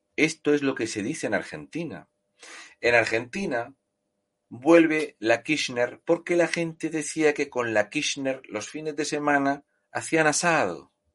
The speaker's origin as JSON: {"language": "Spanish", "country": "Spain", "said": "somos españoles"}